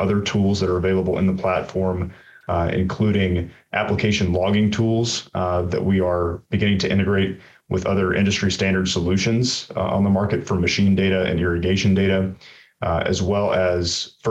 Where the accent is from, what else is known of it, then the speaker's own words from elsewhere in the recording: Dothan, Alabama, United States; moved away as an adult; I'm actually originally from Southeast Alabama, a town called Dothan, self-proclaimed peanut capital of the world